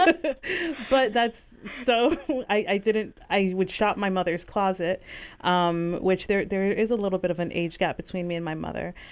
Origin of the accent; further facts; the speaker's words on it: Bethlehem, Pennsylvania, United States; also born or lived in Virginia / Hawaii; I was born and raised on the South Side